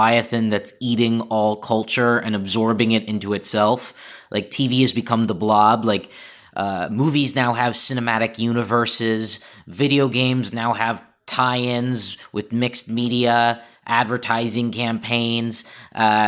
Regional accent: the San Fernando Valley, California, United States; I'm from the Valley

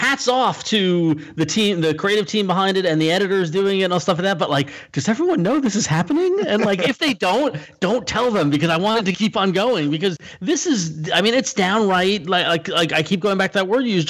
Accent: Northeast, United States; I'm a liberal from the Northeast.

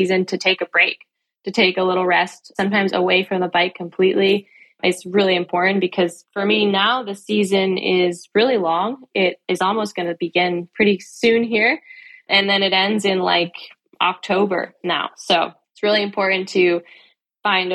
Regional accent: California, United States; moved away as an adult; also born or lived in Durango, Colorado; I came from California

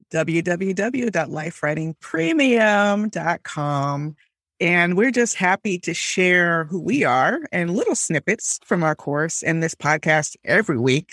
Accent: Miami, Florida, United States; I grew up in Miami

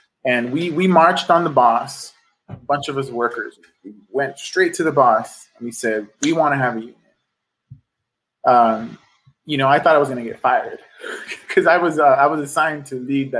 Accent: Los Angeles, California, United States; born or raised there

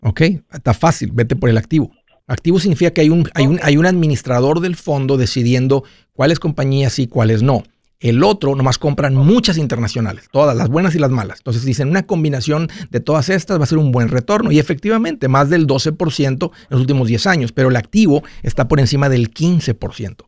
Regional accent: Mexico; now in United States; en México, de donde yo soy

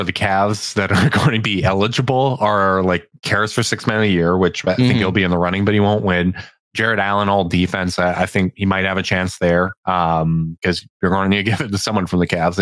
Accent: Canada; I'm Canadian as hell

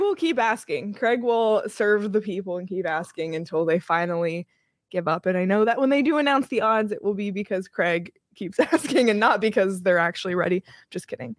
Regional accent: Toronto, Ontario, Canada; I'm from Toronto

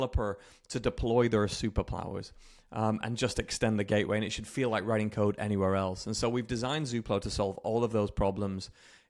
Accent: United Kingdom; moved away as an adult; now in Redmond, United States; I'm British, if you can still hear the remnants in my accent, but live in the west coast of the US.

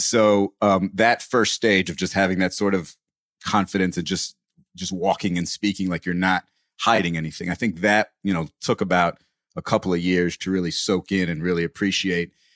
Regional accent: United States; as an American

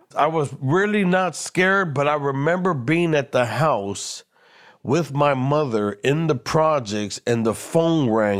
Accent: Los Angeles, California, United States; I was born and raised in East L A and the projects

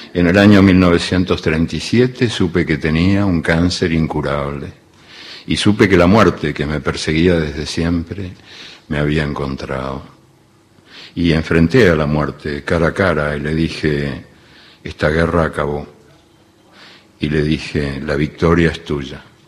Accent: Uruguay; also born or lived in Argentina; yo soy uruguayo y argentino también

